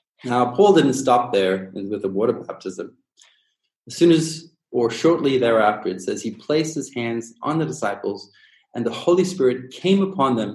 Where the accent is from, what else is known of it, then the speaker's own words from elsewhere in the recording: Durban, KwaZulu-Natal, South Africa; I grew up in Durban, South Africa